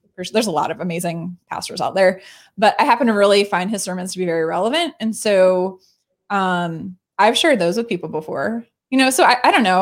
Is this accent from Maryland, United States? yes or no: yes; Baltimore, Maryland, United States; born and raised in Baltimore